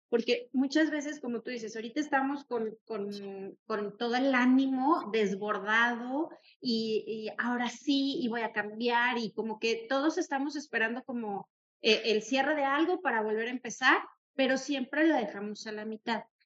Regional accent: Mexico; como buenos mexicanos que somos

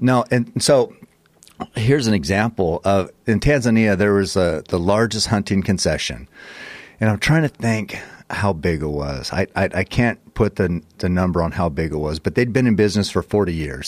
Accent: United States; we're from America

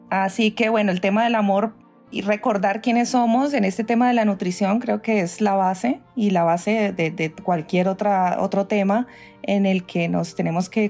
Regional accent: Cali, Valle del Cauca, Colombia; now in New York, United States; soy caleña primero que todo tierra, sí colombiana caleña vivo en este momentico en Estados Unidos en Nueva York hace 20 años.

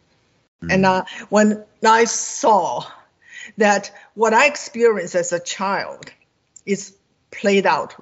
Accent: China; English is a second language; moved away as an adult; now in United States; I grew up in China

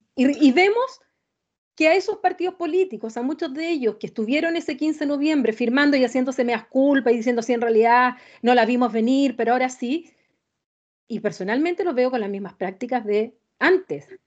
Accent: Chile

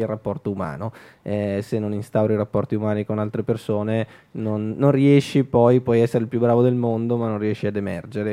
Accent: Milan, Lombardy, Italy; ho fatto più o meno tutta la zona Navigli essendoci cresciuto

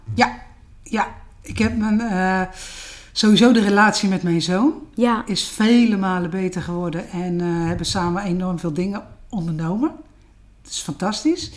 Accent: Den Hoorn, South Holland, Netherlands; Ik ben een eh, echte Westlandse. Ja. tuindersdochter. In Den Horen, Schipluiden, vlakbij Naaldwijk, Poeldijk

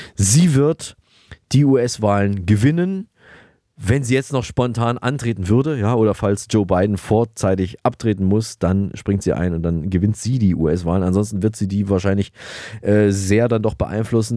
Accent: Thuringia, Germany; ihre und auch meine Heimat, Thüringen

